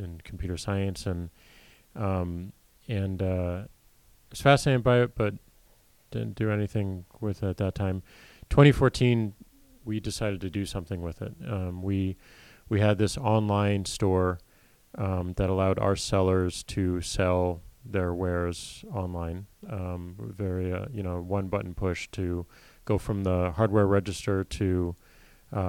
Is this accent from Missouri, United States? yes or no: yes; St. Louis, Missouri, United States; I grew up in St. Louis, Missouri